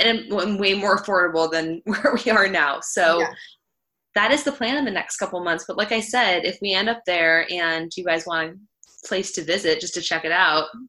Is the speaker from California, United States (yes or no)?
yes; Northern California, United States; also born or lived in Oregon; I am from Northern California